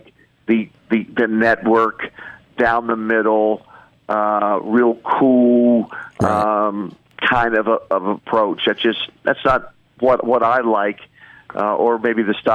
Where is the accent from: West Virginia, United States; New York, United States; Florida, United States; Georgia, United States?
West Virginia, United States; I grew up in West Virginia